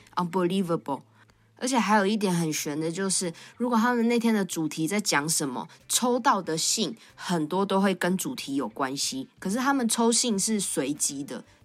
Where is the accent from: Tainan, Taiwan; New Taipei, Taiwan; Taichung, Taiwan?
New Taipei, Taiwan; Tamsui; 我到大班就已经搬到淡水住了